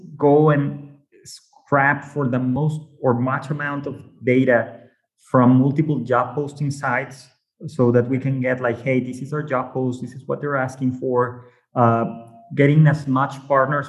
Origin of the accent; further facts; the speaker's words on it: Mexico; English is a second language; maybe by my accent, you might know I'm from Mexico